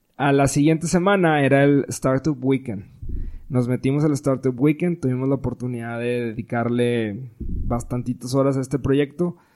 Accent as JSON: {"language": "Spanish", "town": "Monterrey", "region": "Nuevo León", "country": "Mexico", "said": "somos regios"}